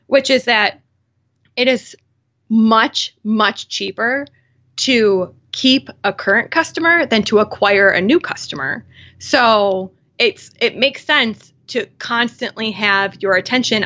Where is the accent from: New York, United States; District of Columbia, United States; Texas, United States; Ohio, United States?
New York, United States; Buffalo; I'm from Buffalo